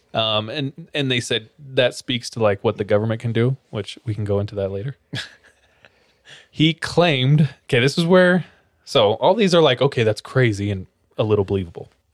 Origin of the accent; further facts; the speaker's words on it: California, United States; I'm from California